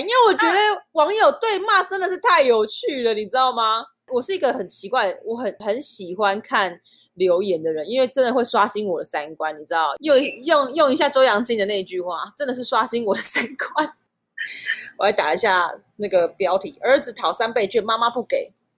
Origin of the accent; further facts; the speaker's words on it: Taiwan; 我就是在台湾出生